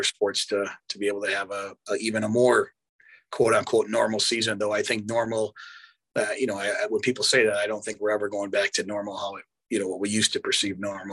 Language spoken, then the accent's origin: English; Wisconsin, United States; growing up in Wisconsin and being a Milwaukee sport fan